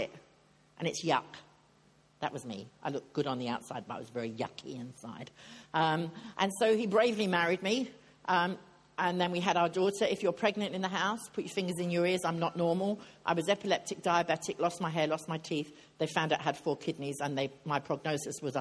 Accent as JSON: {"language": "English", "region": "England", "country": "United Kingdom", "said": "I'm English."}